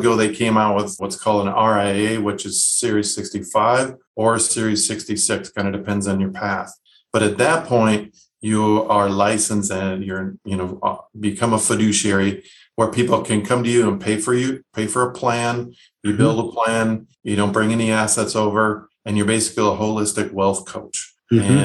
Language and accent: English; Minnesota, United States; moved away as an adult; also born or lived in San Diego / Michigan; now in San Antonio, United States; I hail from Minnesota, my wife and I, of 25 years, or will be in September